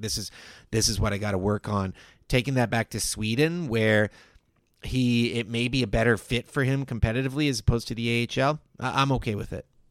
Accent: Victoria, British Columbia, Canada; Growing up in Victoria

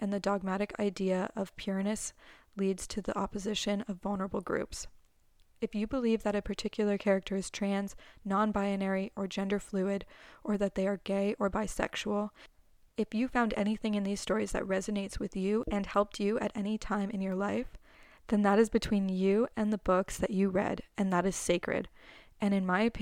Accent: Canada; as a Canadian

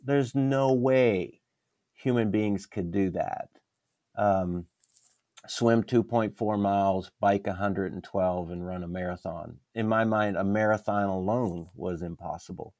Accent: Pennsylvania, United States; moved away as an adult; also born or lived in Maryland / Wisconsin / Dallas, Texas; now in San Antonio, United States; I was born in Maryland, raised in Pennsylvania, came here to go to graduate school in Dallas

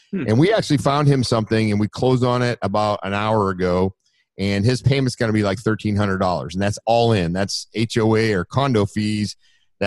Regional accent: Maine, United States; moved away as an adult; now in Florida, United States; we're from Maine

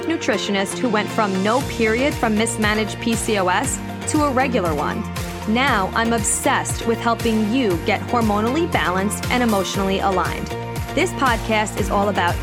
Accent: Long Island, New York, United States; I'm from Long Island. I don't say cookouts. We say barbecue

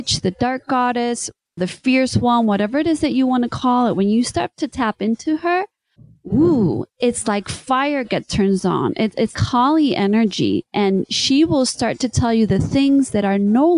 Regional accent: Spain; first language English; I was born in Spain, my mom was American, and so she only spoke English to us until we started to go to school

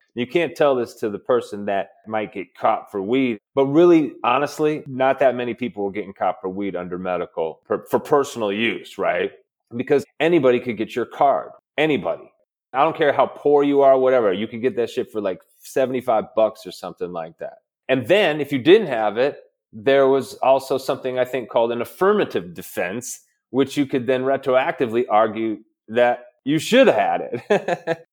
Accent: Midwest, United States; I'm from the Midwest

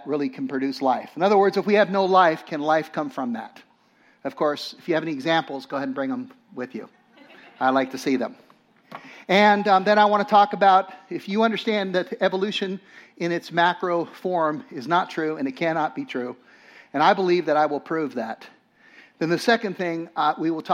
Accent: Los Angeles, California, United States; I grew up in Los Angeles

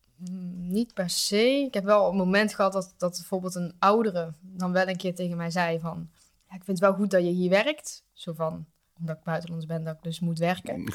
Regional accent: Geldrop, North Brabant, Netherlands; ik kom uit Gelderop, een dorpje in de buurt van Eindhoven

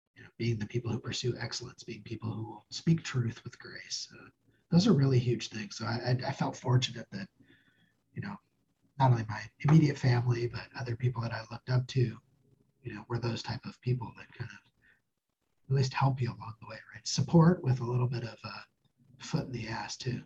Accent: Spokane, Washington, United States; moved away as an adult; also born or lived in northern Idaho / Stillwater, Oklahoma / Reno, Nevada; I grew up near Spokane, part of my life in northern Idaho, part of my life uh, outside Spokane.

